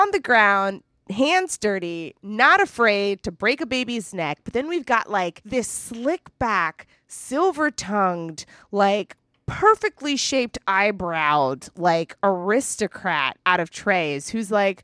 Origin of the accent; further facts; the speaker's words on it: United States; me as an American